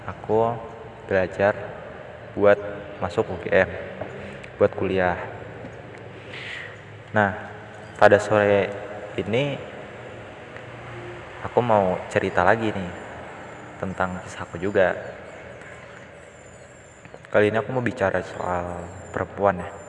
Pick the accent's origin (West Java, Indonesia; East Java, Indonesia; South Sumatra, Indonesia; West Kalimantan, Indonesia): West Java, Indonesia; Depok; masa kecilku tuh aku habiskan di Depok Depok Jawa Barat jadi suasananya tuh waktu itu waktu masih kecil Depok tuh masih kayak ya belum seramis sekarang